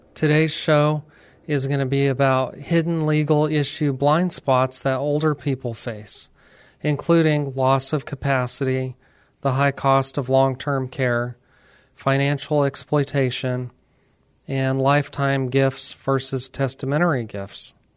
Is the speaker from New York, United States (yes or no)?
no; Alamogordo, New Mexico, United States; moved away as an adult; now in San Antonio, United States; we decided to stay here instead of returning to our hometown in New Mexico.